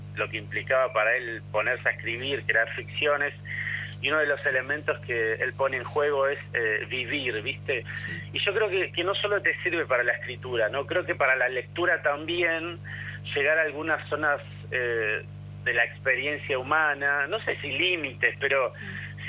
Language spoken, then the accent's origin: Spanish; Argentina; somos argentinos